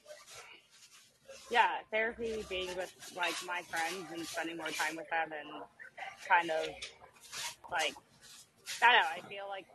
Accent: the South, United States; I was raised in the South

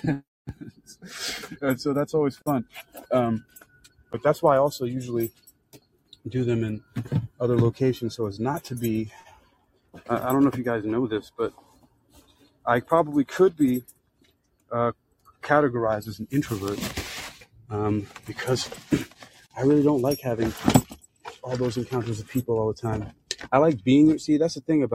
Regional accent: New York City, New York, United States; moved away; also born or lived in Florida / California / China; I grew up in the South Bronx

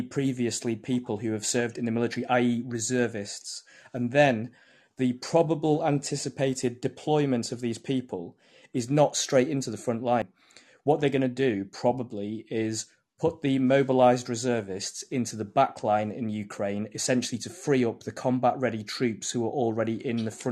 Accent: United Kingdom

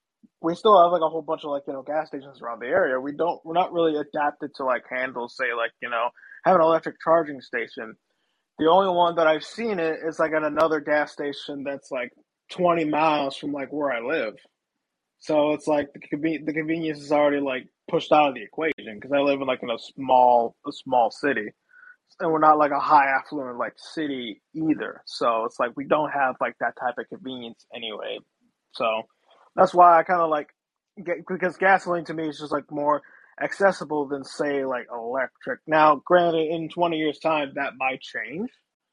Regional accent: Virginia, United States; So I'm from Virginia, so we just elected, like, our Lord and Savior, Glenn Youngkin

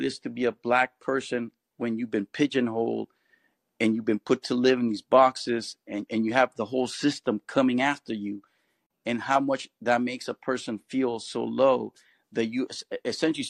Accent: Bay Area, California, United States; I grew up in the Bay Area, and the Bay Area is pretty much a very good melting pot in some ways.

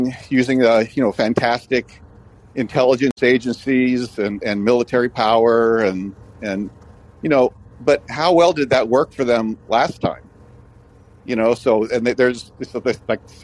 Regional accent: United States; I'm an American.

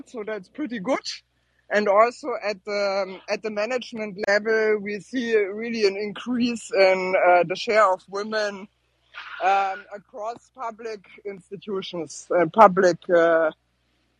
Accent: Germany; I'm from Germany

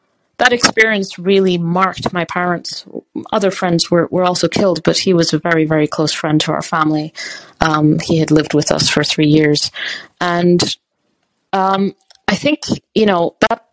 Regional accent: Botswana; moved away; also born or lived in Lesotho / South Africa; I grew up in Botswana and then in Lesotho. I was born in South Africa.

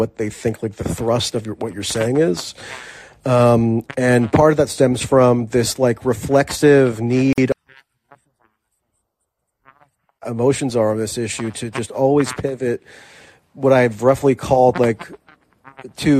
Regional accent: United States; I'm an American.

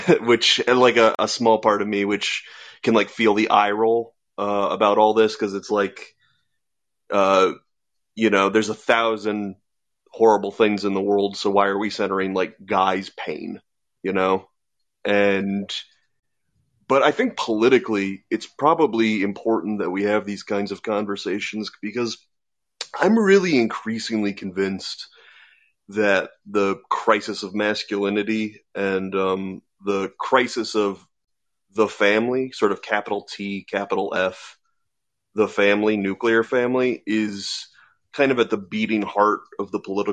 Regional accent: Iowa, United States; I'm from Iowa

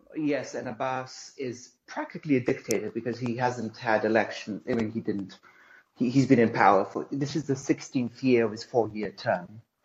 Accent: Tel Aviv, Tel Aviv District, Israel; now in United States; I'm from Tel Aviv.

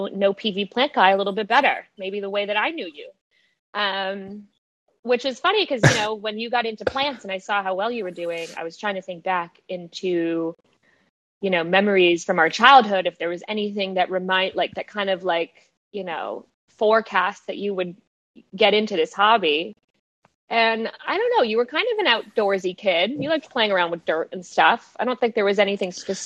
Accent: Rhode Island, United States; moved away as an adult; now in San Francisco, United States; I'm from Rhode Island, just like David is before his Florida days

